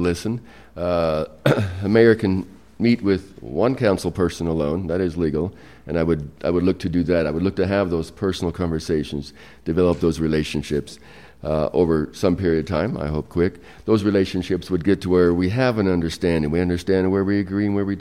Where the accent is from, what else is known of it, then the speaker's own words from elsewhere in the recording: Utah, United States; I grew up in Utah, been coming here since a long time ago